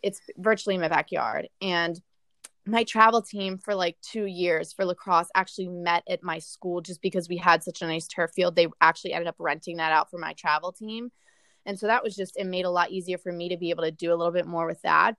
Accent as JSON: {"language": "English", "region": "Delaware", "country": "United States", "tie": "born or raised there", "said": "I grew up in Delaware"}